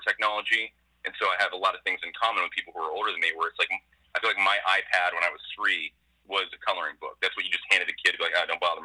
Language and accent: English; Westerville, Ohio, United States; moved away as an adult; also born or lived in Boise, Idaho / New York City; I'm about 5 minutes away from the hospital where I was born